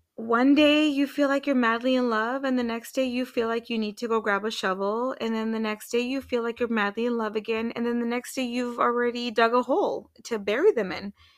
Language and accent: English; Washington, United States; moved away; also born or lived in Arizona; I'm from Washington State